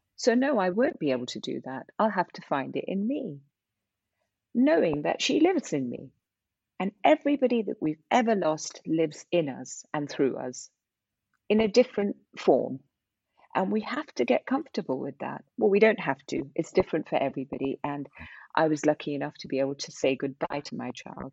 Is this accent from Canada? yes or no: no; India; I'm I'm Indian